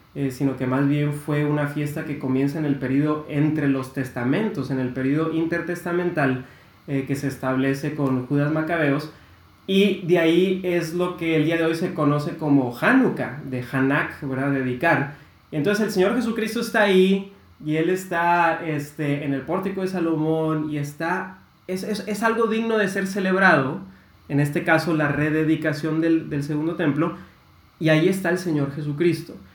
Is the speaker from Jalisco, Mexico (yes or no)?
no; Monterrey, Nuevo León, Mexico; also born or lived in United States; soy regio, aquí nací y aquí he estado toda mi vida